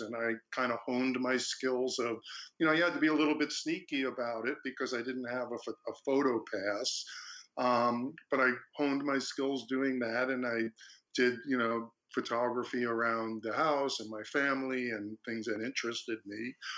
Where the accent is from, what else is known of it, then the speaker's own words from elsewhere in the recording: Long Beach, United States; also born or lived in Fredonia; I went back to Long Beach, my hometown